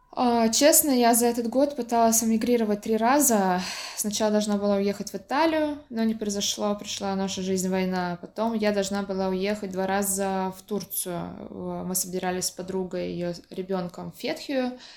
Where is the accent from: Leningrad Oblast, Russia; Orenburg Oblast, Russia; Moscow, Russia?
Orenburg Oblast, Russia; Orenburg; moved away; also born or lived in Samara; я э, родилась, выросла в Оренбурге, училась в Самаре